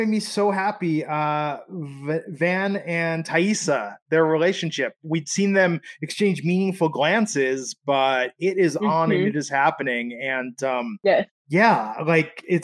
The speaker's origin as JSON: {"language": "English", "area": "Bay Area", "region": "Northern California", "country": "United States", "tie": "born or raised there", "also_born_or_lived": "Michigan", "said": "we moved before that and after that in the Bay Area in Northern California"}